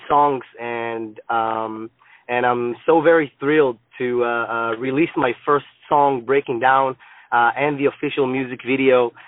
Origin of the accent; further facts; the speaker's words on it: Israel; moved away; also born or lived in United States; I'm actually from Israel